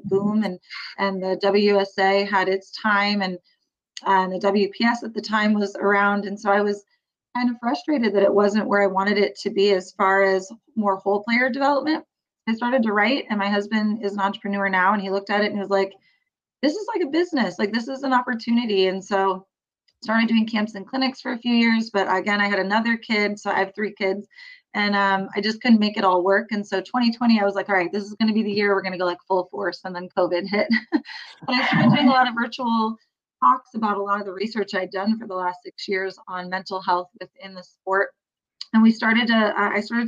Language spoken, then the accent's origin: English; Bay Area, California, United States; I grew up in the Bay Area